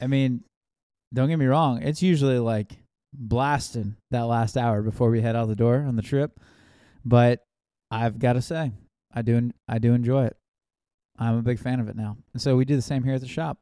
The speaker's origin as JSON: {"language": "English", "region": "Kentucky", "country": "United States", "said": "we're from Kentucky"}